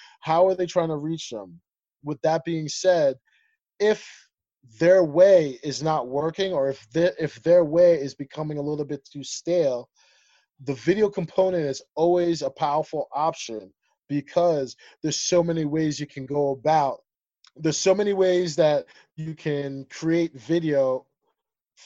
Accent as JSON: {"language": "English", "country": "United States", "tie": "born or raised there", "also_born_or_lived": "Ethiopia / Zambia", "said": "Us being Liberian American, having that, like, that strict West African mentality and background and foundation, but also going through the life through our lenses of everyday living in America"}